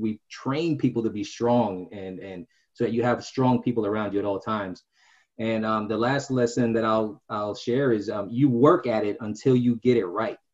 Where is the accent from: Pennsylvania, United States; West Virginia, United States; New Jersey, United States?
New Jersey, United States; now in Clarksville, United States; I'm originally from New Jersey. I was raised by a single mother